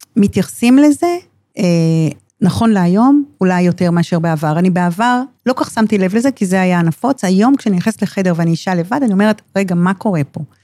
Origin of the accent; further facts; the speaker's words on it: Ramat HaSharon, Tel Aviv District, Israel; נולדתי ברמת השרון, וחייתי ברמת שרון כל חיי